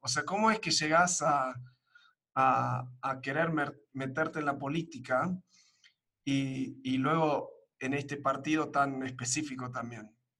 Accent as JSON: {"language": "Spanish", "region": "Buenos Aires", "country": "Argentina", "tie": "born or raised there", "also_born_or_lived": "United States / Uruguay", "moved": "as an adult", "lives_now": "Mexico", "said": "soy de Estados Unidos de nacimiento, me crié en Argentina, en Buenos Aires, eh, viví un tiempo en Uruguay y ahora en México"}